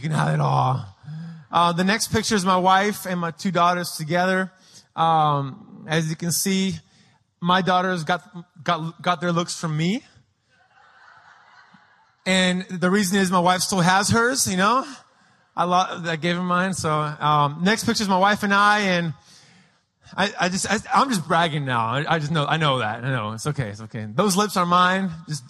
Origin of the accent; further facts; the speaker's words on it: Lima, Peru; also born or lived in San Diego, United States; Obviously, I'm a big, tall gringo. I was born in San Diego. I claim San Diego as where I'm from, but I grew up in Lima, Peru.